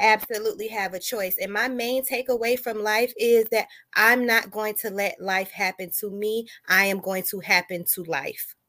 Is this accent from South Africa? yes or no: no; Daytona Beach, Florida, United States; also born or lived in Detroit, Michigan; now in Chesapeake, United States; I have roots in Detroit, Michigan, but I am from Daytona Beach, Florida, and I currently reside in Chesapeake, Virginia.